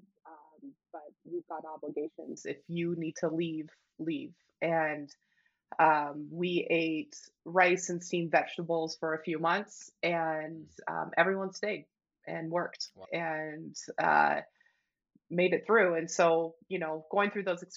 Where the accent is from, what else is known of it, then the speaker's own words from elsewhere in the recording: Ashland, Oregon, United States; now in Bozeman, United States; I grew up in Ashland, Oregon, a small little town in Southern Oregon.